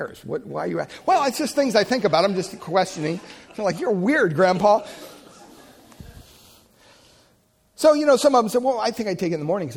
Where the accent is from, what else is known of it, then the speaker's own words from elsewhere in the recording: Pennsylvania, United States; moved away; I'm from Pennsylvania, so we say washed